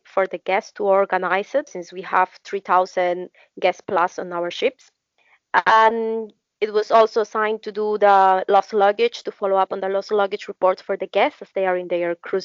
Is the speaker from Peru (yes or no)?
yes; Peru; I'm from Peru and work for Royal Caribbean International.